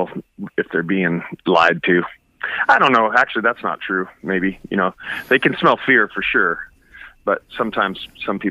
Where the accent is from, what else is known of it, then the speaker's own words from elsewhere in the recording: Seattle, Washington, United States; I grew up in Seattle